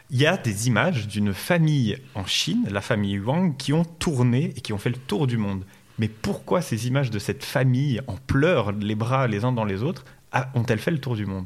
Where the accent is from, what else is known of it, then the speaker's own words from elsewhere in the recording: Haute-Savoie, Auvergne-Rhône-Alpes, France; Nous, on est de, de Haute-Savoie